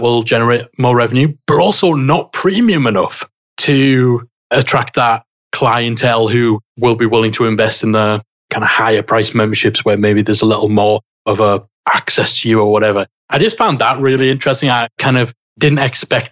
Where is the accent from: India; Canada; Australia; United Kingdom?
United Kingdom; I'm British